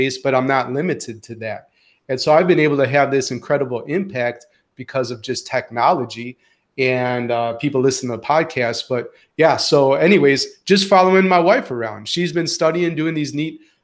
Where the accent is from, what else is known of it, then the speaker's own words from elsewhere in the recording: Chicago, Illinois, United States; moved away as an adult; also born or lived in Houston, Texas / Antwerp, Belgium / Scotland; now in Syracuse, United States; as a Midwesterner and a Chicagoan. And now a New Yorker